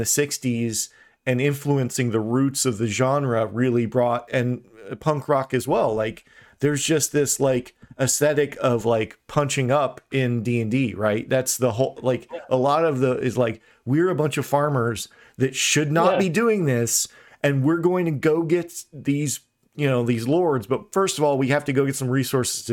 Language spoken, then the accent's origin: English; Brazil; I'm from Brazil